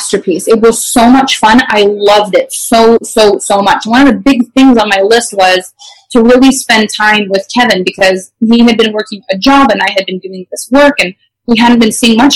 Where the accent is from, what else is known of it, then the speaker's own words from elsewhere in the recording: Canada; first language French; English is a second language; I actually am French Canadian, so English is my second language